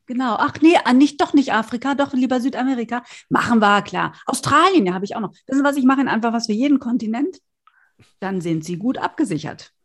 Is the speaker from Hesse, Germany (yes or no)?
no; North Rhine-Westphalia, Germany; now in Berlin, Germany; da, wo ich herkomme, in Westfalen schon.